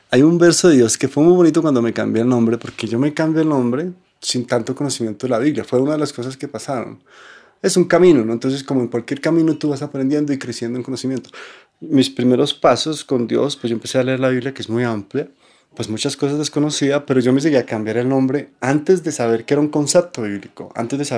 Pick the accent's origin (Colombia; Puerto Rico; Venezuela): Colombia; Bogotá; born there; Nací en Bogotá. Pues de... mi, mi, nacimiento físico sí en Bogotá.